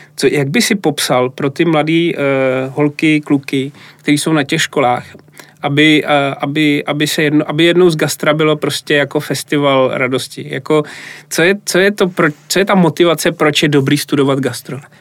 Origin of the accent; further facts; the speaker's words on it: Plzeň, Plzeň Region, Czechia; moved away; also born or lived in Brno / London; já jsem Plzeň